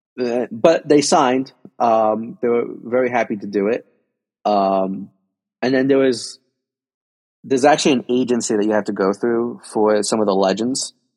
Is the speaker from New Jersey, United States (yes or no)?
yes; Union City, New Jersey, United States; I'm a kid from Union City, New Jersey.